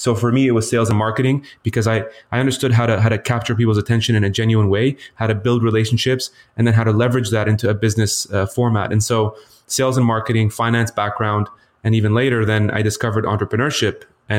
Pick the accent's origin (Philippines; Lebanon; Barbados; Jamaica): Lebanon; Yeah, so, you know, originally I was born in Lebanon, so Middle Eastern traditionally, and I actually grew up in the Middle East half my life.